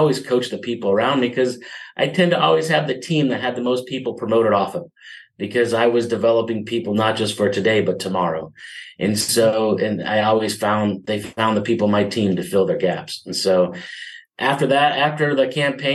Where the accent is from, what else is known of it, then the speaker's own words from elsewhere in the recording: Midwest, United States; now in San Diego, United States; I grew up in the Midwest